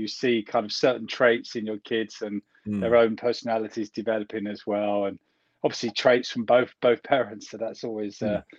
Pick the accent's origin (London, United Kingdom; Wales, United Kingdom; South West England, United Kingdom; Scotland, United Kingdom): London, United Kingdom; Kingston upon Thames; accent: English; moved away as an adult; also born or lived in Tel Aviv, Israel; now in Oslo, Norway; I'm English, as you can hear by the accent. I grew up just near London in a place called Kingston-upon-Thames, which is a really nice town which has easy access to London.